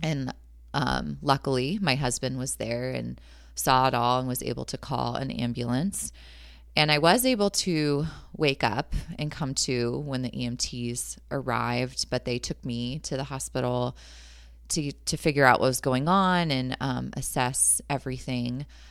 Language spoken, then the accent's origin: English; San Jose, California, United States; moved away as an adult; now in Lake Elmo, United States; I was born and raised in San Jose, California, and my family and I moved out to Lake Elmo, Minnesota a year and a half ago.